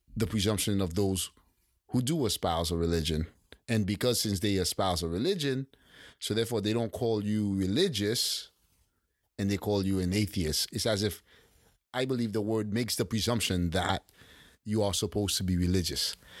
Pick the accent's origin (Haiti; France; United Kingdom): Haiti; as a kid growing up in Haiti